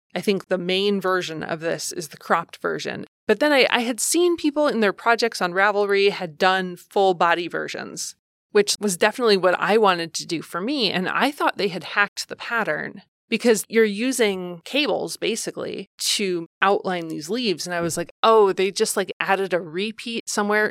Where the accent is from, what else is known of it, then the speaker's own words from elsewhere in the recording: Ohio, United States; I grew up in Ohio